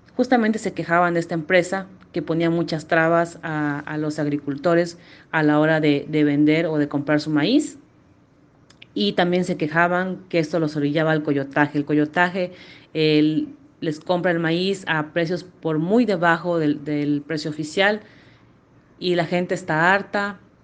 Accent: Vicente Guerrero, Chiapas, Mexico; me crié en un pueblo llamado Vicente Guerrero, municipio de Venustiano Carranza, en el estado de Chiapas

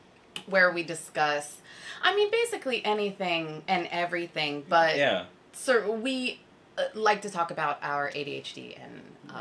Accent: United States; moved away as an adult; now in Korea; Nice to meet everyone. I am from the US. I've also been in Korea for just about 4 years.

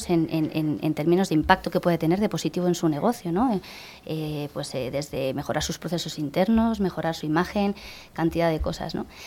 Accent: Geneva, Switzerland; born there; Yo he nacido en Ginebra, en Suiza.

